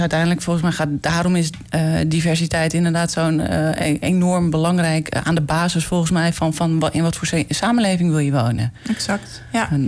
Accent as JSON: {"language": "Dutch", "country": "Netherlands", "tie": "born or raised there", "said": "ik groeide op in Bijem"}